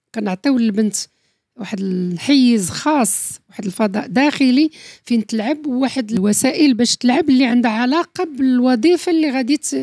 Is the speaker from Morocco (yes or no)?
yes; Morocco; حنا كمغاربه